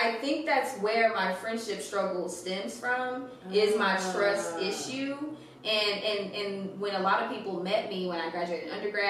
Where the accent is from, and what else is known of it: Fairfield, Texas, United States; born or raised there; moved away as an adult; also born or lived in Oklahoma